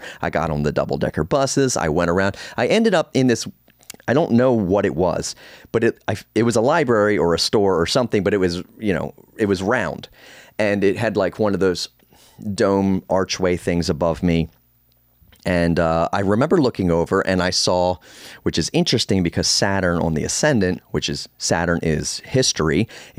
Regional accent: Northeast, United States; born there; I was born in the Northeast. I traveled to London in Ireland.

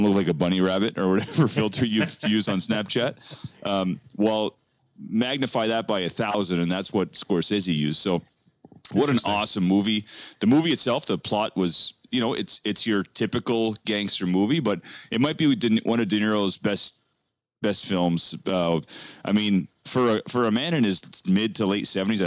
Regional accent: Canada; We're two Canadian boys in the heart of in the nation's capital here in Canada

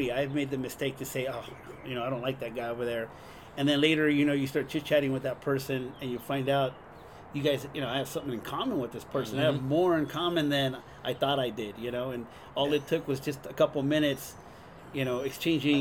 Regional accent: Guadalajara, Jalisco, Mexico; born or raised there; moved away; also born or lived in Hollywood, California, United States

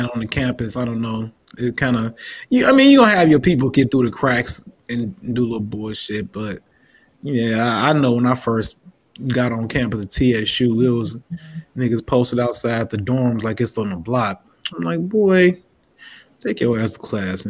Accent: Southern Illinois, United States; moved away as an adult; I grew up in a small town. I'm like from Southern Illinois. So like a little country town

